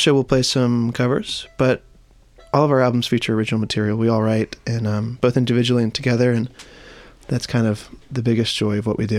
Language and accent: English; North Carolina, United States; we're all from North Carolina